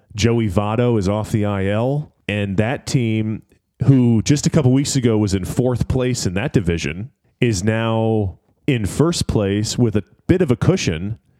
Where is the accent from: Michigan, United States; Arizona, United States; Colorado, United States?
Michigan, United States; Detroit; going back to my hometown roots